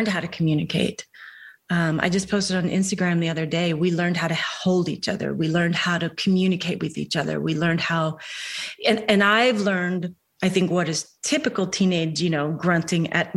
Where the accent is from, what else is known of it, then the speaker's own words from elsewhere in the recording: Delaware, United States; also born or lived in New York / Los Angeles; now in Virginia, United States; I'm from Delaware originally, lived in New York for 10 years, lived out in LA for 25